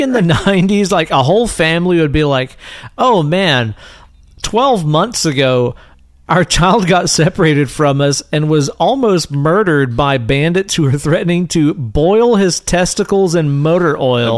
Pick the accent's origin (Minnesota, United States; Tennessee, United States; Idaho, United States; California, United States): Tennessee, United States; East; when we were kids growing up in East Tennessee